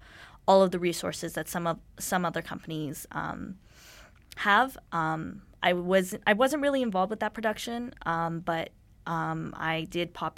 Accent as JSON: {"language": "English", "town": "Dallas", "region": "Texas", "country": "United States", "moved": "as an adult", "lives_now": "Vancouver, Canada"}